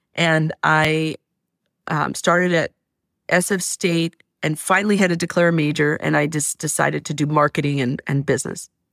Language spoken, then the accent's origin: English; Stockton, California, United States; moved away as an adult; now in Oakland, United States; I'm from Stockton, and I was raising my, my one and only child in Stockton